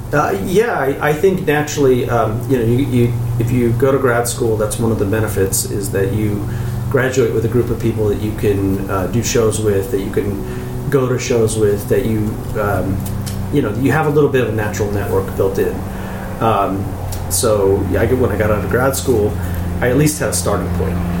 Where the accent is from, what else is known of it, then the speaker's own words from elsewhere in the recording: Chico, California, United States; moved away as an adult; also born or lived in San Francisco, California; now in Claremont, United States; I grew up in Chico, uh, Northern California